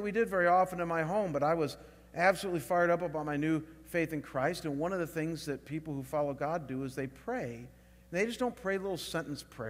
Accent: Chagrin Falls, Ohio, United States; moved away; I was back home in my hometown of Chagrin Falls, Ohio, spending the summer with my parents.

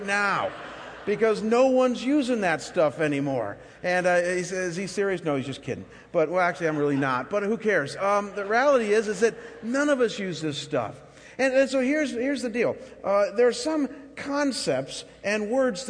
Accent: Chagrin Falls, Ohio, United States; moved away; my hometown of Chagrin Falls, Ohio

